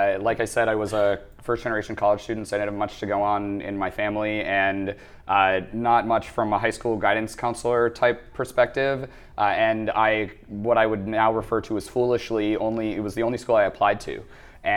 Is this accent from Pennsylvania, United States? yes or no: no; Minnesota, United States; accent: tiny twinge of Fargo; moved away as an adult; also born or lived in Boston; now in New York, United States; So I grew up in Minnesota, which if you're not familiar with the United States, most people know of that as the frozen north portion of the country. And I grew up in a relatively rural area.